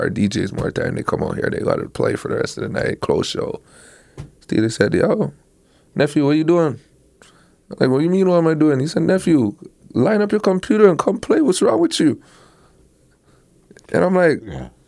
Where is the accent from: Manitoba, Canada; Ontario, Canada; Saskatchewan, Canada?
Ontario, Canada; Toronto; He's the man from New York, but I am the man from Toronto.